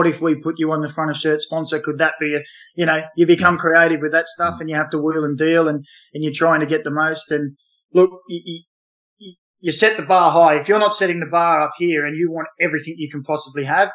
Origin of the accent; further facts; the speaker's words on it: Newcastle, New South Wales, Australia; we grew up in Newcastle. We played in Newcastle